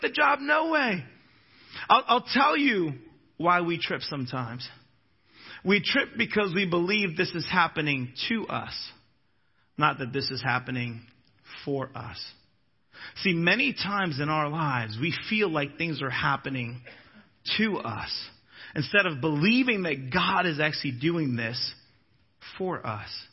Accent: Florida, United States; I'm a Floridian but I'm also a Minnesotan

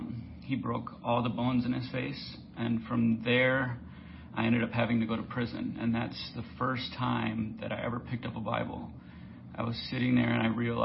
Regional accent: St. Paul, Minnesota, United States; moved away as an adult; now in California, United States; I was born and raised in St. Paul, Minnesota

